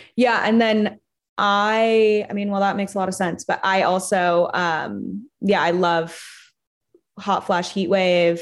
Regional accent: Los Angeles, California, United States; I'm from Hancock Park

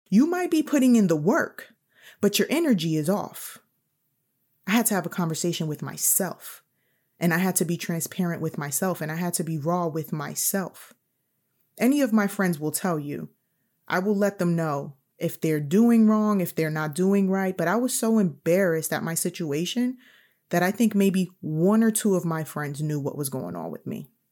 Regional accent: New York City, New York, United States; I'm also from New York City

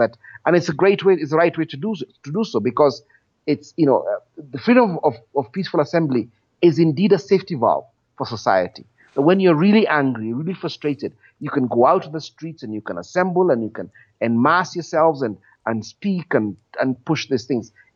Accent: Kenya; I was born after independence in Kenya

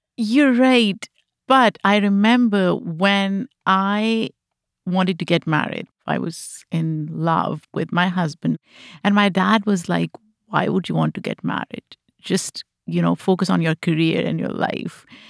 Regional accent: Pakistan; moved away; Growing up in Pakistan, I experienced firsthand the influence of a collectivist society

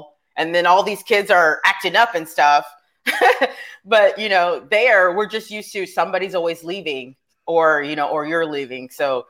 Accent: Fort Stewart, Georgia, United States; born there; also born or lived in Germany / New York; I was born in Fort Stewart, Georgia, but I couldn't have been there more than maybe nine months.

